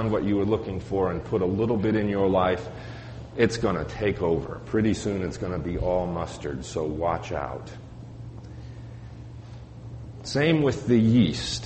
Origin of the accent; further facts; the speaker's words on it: Colorado, United States; Growing up in Colorado